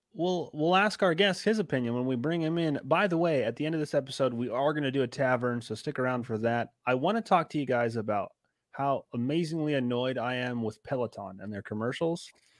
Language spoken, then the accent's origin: English; California, United States; moved away as an adult; I mean, we're all actually born and raised in California. I, on the other hand, left 2019